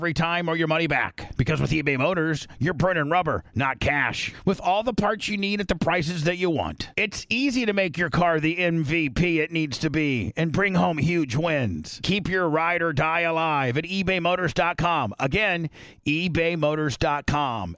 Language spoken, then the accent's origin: English; Indiana, United States; I grew up in Indiana